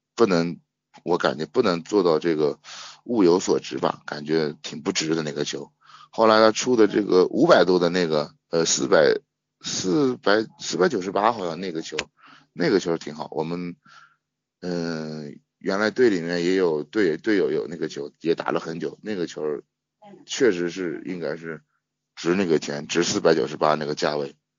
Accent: Shanxi, China; 我是山西的

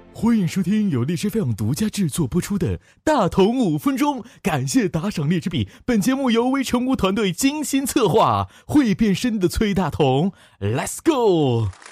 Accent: Northeast China, China; 我是东北人

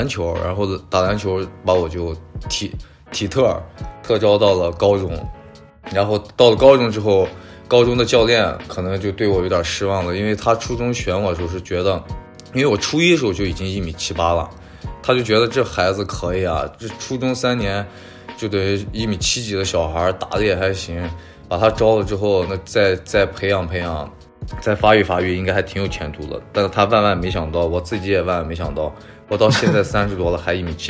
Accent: Xinjiang, China; moved away as an adult; also born or lived in Saint Petersburg, Russia / Bishkek, Kyrgyzstan; 我是在新疆，对，上了小学、初中、高中，然后高中毕业之后就跟着我爸去了俄罗斯跟中亚

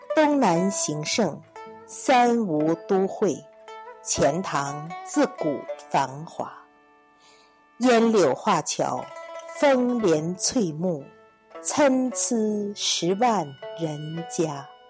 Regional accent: the North, northern China, China; 我是个北方人

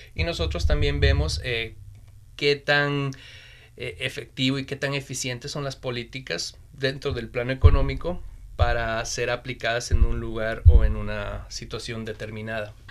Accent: Bolivia; moved away as an adult; also born or lived in China; now in Beijing, China; soy boliviano, estoy viviendo más o menos siete a casi ocho años en China

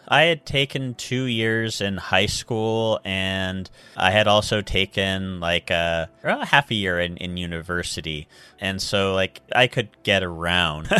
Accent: United States; moved away as an adult; also born or lived in Seattle / China; now in Japan; I grew up in a really small town in America

